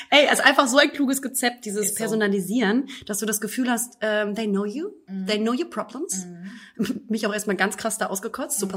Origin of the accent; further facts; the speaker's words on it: Hamburg, Germany; moved away; abgesehen davon, dass ich natürlich hier auch mal ein bisschen meine Heimat wiedersehen möchte und äh, Hamburger Luft schnuppern möchte